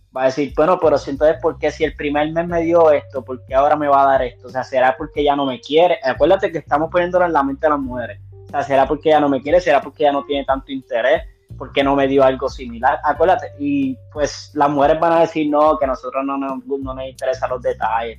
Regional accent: Puerto Rico; now in United States; en mi trabajo no, yo soy el único puertorriqueño que hay.

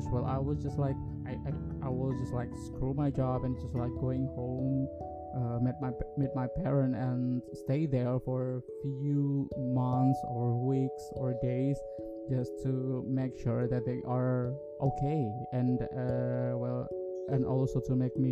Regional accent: Yogyakarta, Special Region of Yogyakarta, Indonesia; English is a second language; now in Jakarta, Indonesia; my parents are still in my hometown. They are in Yogyakarta

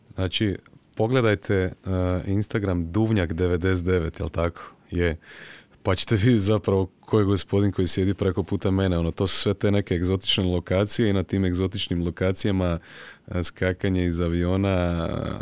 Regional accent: Croatia; kod nas u Hrvatskoj

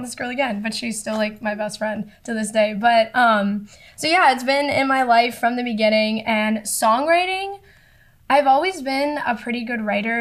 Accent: Boca Raton, Florida, United States; moved away as an adult; now in Vermont, United States; I am from Boca Raton, South Florida. For people that don't know, it's a little bit north of Miami. Um, and yeah, Florida girl, born and raised

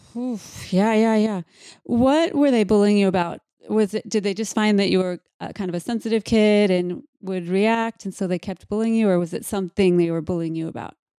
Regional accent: Mankato, Minnesota, United States; I was born in Mankato

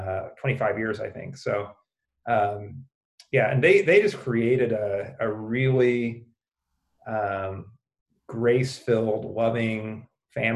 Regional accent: Springfield, Missouri, United States; moved away as an adult; also born or lived in Chicago; I grew up in Springfield, Missouri, one of several places that claims to be the buckle of the Bible Belt

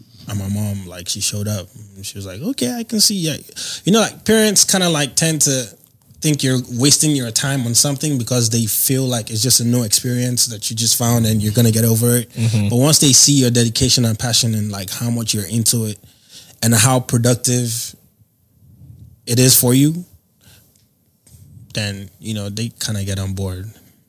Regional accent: Lagos, Nigeria; Assembled in America, but built in Lagos State.

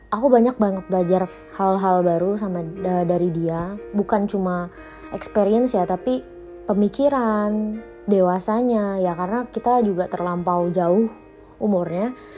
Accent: Palembang, South Sumatra, Indonesia; now in Jakarta, Indonesia; tempat asalku di Palembang

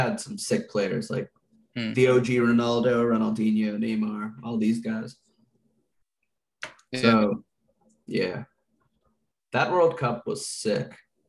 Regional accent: United States; as an American traveling abroad

